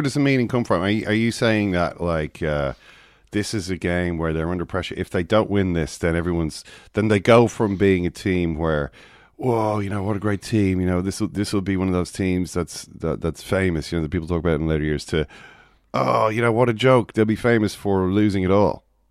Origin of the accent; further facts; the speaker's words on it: Ireland; we're all Irish